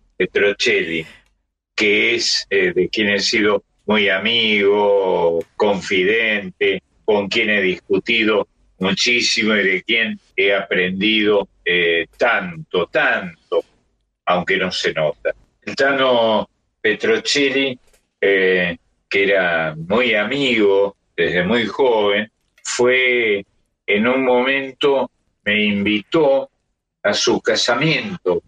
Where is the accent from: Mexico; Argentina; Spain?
Argentina; Córdoba; now in Buenos Aires, Argentina; en Córdoba, de donde yo soy oriundo